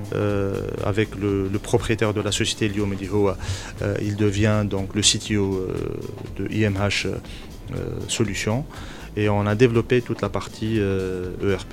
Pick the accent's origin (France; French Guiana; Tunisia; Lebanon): Tunisia; en tant que Tunisien